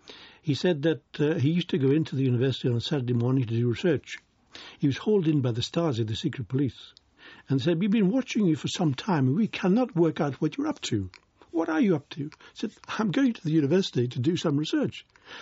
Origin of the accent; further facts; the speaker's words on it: United Kingdom; as a British citizen, you paid 20 marks to get in.